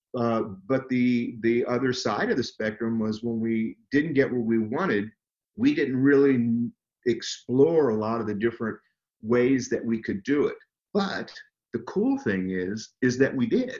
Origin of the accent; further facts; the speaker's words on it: Southern California, United States; I grew up in Southern California